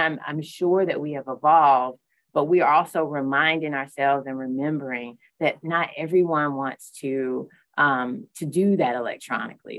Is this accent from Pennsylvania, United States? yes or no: no; Newberry County, South Carolina, United States; I, am uh, born and raised uh, here in South Carolina. I have the pleasure of um, being from one of the counties that I serve. So I'm from Newberry County